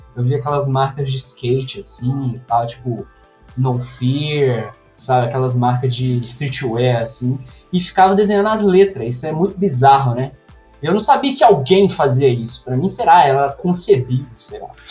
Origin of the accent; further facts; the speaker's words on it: near Juiz de Fora, Minas Gerais, Brazil; accent: mineiro; eu sou mineiro, né? Não sei se dá para perceber pelo sotaque aí. Mineiro de uma cidade aqui bem do sudeste de Minas, perto de Juiz de Fora